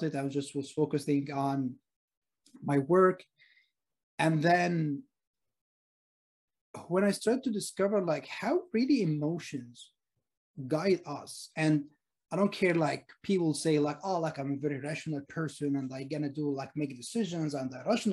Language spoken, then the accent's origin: English; Egypt; now in Sydney, Australia; I'm originally from Egypt, by the way, and I live in Sydney, Australia.